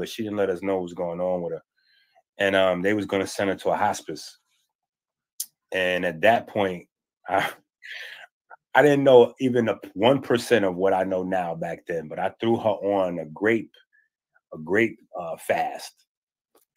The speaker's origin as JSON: {"language": "English", "town": "New York City", "region": "New York", "country": "United States", "tie": "born or raised there", "also_born_or_lived": "Harlem, New York", "said": "I grew up half in, I would say mostly in the Bronx, but I spent a lot of time in Harlem"}